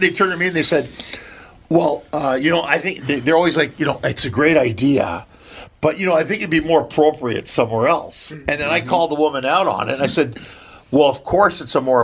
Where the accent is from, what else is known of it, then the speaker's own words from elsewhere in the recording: Canada; now in Los Angeles, United States; coming from Canada